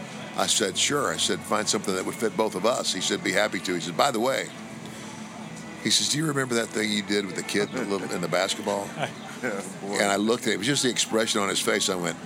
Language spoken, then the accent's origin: English; Omaha, Nebraska, United States; moved away; I'm originally from Omaha, Nebraska.